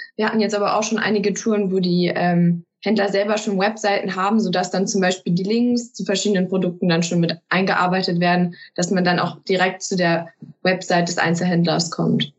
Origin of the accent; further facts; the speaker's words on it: Peine, Lower Saxony, Germany; Ich komme aus Peine, das ist in Niedersachsen